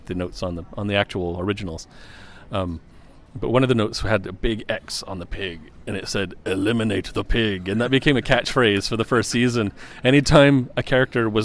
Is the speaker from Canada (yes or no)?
yes; Montreal, Quebec, Canada; I was born and raised in Montreal